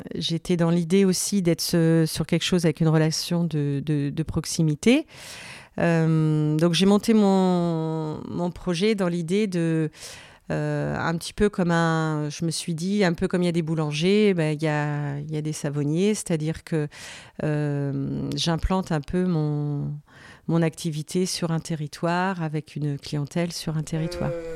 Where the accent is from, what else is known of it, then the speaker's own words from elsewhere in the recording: Vendée, Pays de la Loire, France; je suis originaire d'Esnay, en Vendée. donc j'habitais euh, j'ai passé mon enfance euh, à la campagne.